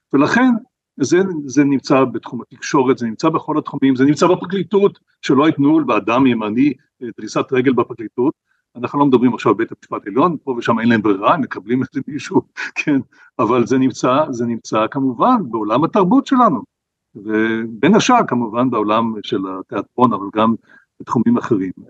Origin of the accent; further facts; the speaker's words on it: Israel; כשאני גדלתי במדינת ישראל